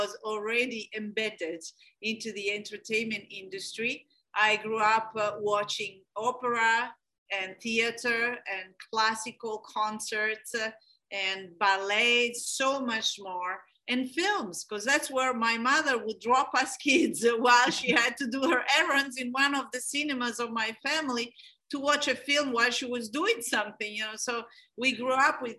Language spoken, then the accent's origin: English; Florence, Tuscany, Italy; I come from Florence, Tuscany, from a very ancient family that grew up all in Florence, Tuscany